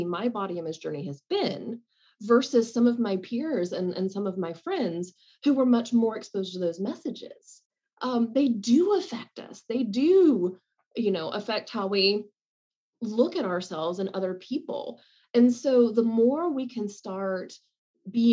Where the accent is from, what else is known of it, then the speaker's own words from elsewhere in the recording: the South, United States; I grew up in the South and you went to the grocery store wearing makeup